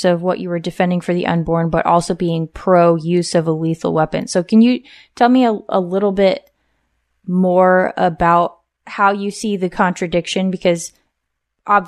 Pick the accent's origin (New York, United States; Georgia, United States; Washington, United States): Washington, United States; Tacoma; I grew up right near Tacoma.